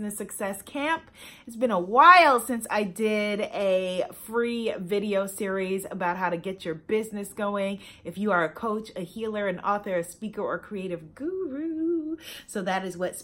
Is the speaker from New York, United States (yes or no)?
yes; New York, United States; my hometown of New York